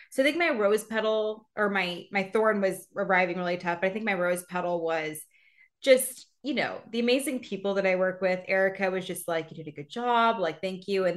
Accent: Reno, Nevada, United States; moved away; at my hometown

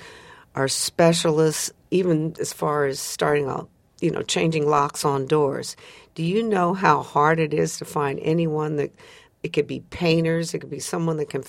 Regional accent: outside of Chicago, Illinois, United States; growing up outside of Chicago, Proviso High School

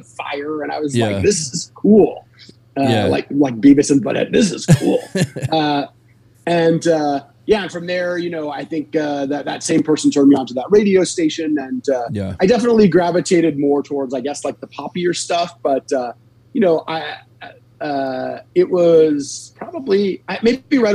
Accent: Los Angeles, California, United States; also born or lived in North Bay Area, California; I grew up in Los Angeles

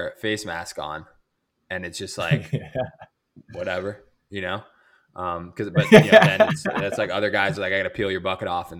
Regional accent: United States; as an American

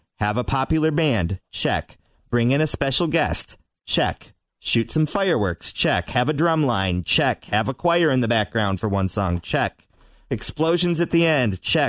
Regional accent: United States; I'm American.

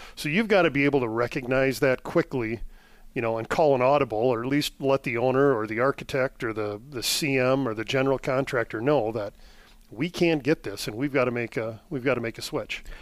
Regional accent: Elk Mound, Wisconsin, United States; also born or lived in Eau Claire, Wisconsin / Germany; I am originally from the Eau Claire area, born and raised, grew up in Elk Mound

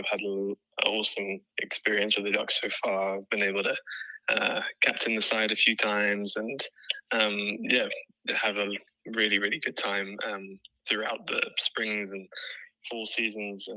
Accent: Cape Town, Western Cape, South Africa; moved away as an adult; also born or lived in London, United Kingdom; now in Iowa City, United States; when I was 9 years old, we moved to Cape Town in South Africa.

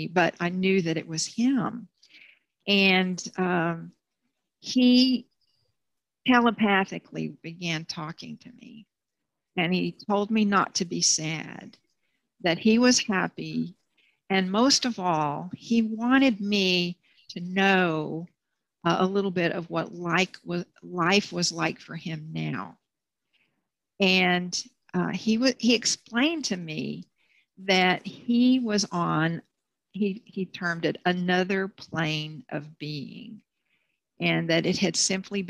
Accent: Bryan, Texas, United States; moved away as an adult; also born or lived in Houston; I was back in Bryan

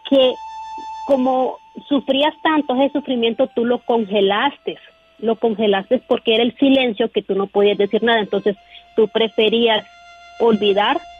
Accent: Honduras; now in United States; yo soy de Honduras

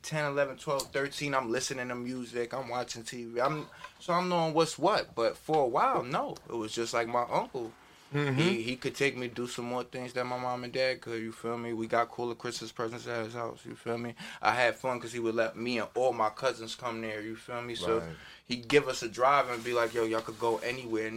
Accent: Hackensack, New Jersey, United States; I'm the oldest from Hackensack, I'm from Jersey

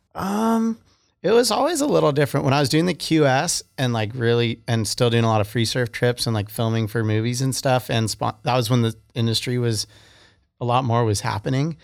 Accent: Santa Barbara, California, United States; I was from Santa Barbara

